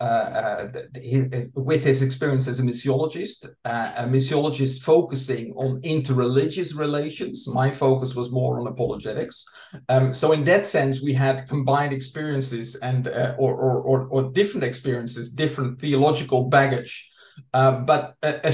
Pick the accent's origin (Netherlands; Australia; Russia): Netherlands; I'm from the Netherlands, grew up in the Reformed tradition there